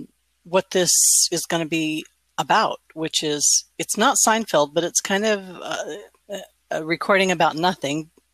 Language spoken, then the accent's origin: English; Newport Beach, California, United States; born there; also born or lived in Sacramento; So I was born in Newport Beach, not that Newport Beach. I mean, it is that Newport Beach